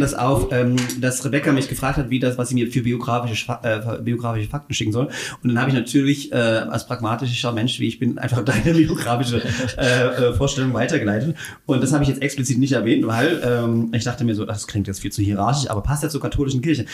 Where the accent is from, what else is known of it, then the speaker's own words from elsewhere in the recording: Upper Lusatia, Saxony, Germany; bei uns in Oberlausitz ähm, gab es nur evangelischen Kat Religionsunterricht